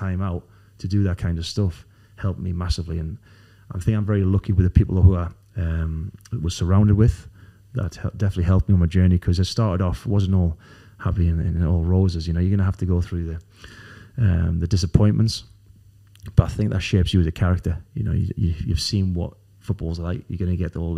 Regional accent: Newcastle upon Tyne, North East England, United Kingdom; born or raised there

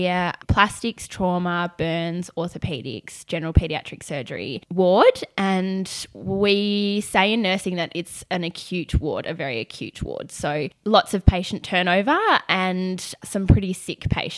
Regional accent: Melbourne, Victoria, Australia; I am born and bred in Melbourne, so I haven't really gone far.

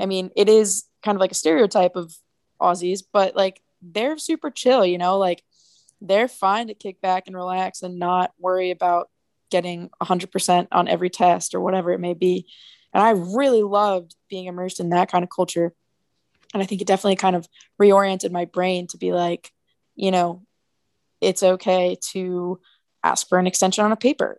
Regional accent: New Jersey, United States; I'm from New Jersey

